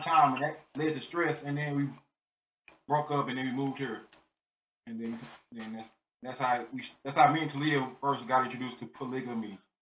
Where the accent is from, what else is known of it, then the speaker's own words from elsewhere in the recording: St. Louis, Missouri, United States; moved away as an adult; now in Baltimore, United States; I am from North St. Louis, Missouri. I currently live in Baltimore, Maryland.